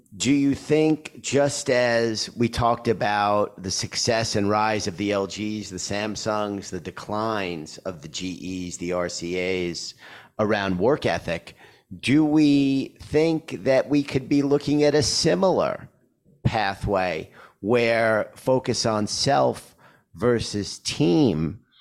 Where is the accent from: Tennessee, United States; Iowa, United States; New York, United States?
New York, United States; I'm a New Yorker